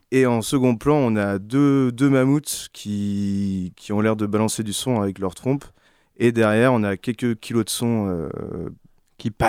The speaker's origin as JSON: {"language": "French", "town": "Quimperlé", "region": "Brittany", "country": "France", "tie": "born or raised there", "said": "moi, je suis né à Quimperlé"}